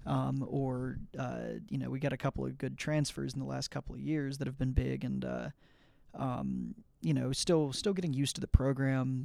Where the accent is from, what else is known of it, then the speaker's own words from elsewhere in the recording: Atlanta, Georgia, United States; I'm you know from the Atlanta area, from Georgia